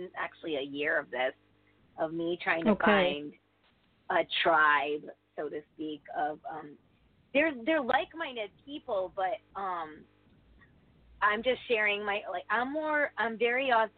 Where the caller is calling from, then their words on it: Connecticut, United States; It's my first time calling. … I'm from Connecticut.